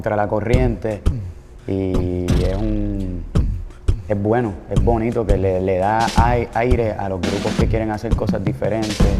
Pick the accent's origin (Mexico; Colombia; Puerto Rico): Puerto Rico; Trujillo Alto; also born or lived in Río Piedras, Puerto Rico; Yo nací en Río Piedra, en un hospital que es para los maestros de Puerto Rico, porque mi abuela era maestra. Me crié en Trujillo Alto, Puerto Rico